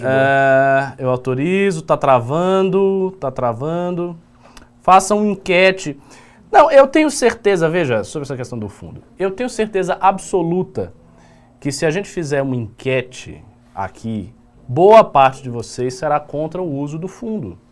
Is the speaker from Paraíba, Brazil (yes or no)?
no; Bahia, Brazil; eu sou baiano